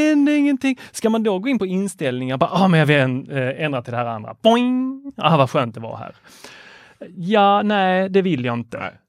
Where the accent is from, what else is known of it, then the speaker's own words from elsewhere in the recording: Lund, Skåne, Sweden; jag är från Lund.